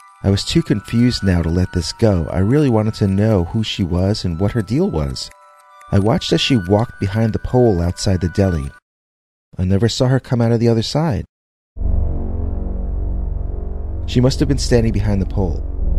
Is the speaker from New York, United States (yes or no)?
yes; Manhattan, New York, United States; now in Long Island, United States; I grew up in Manhattan, and we only moved out here last year. My parents loved their giant new house, but I didn't mind being a little cramped when we lived on the Upper West Side.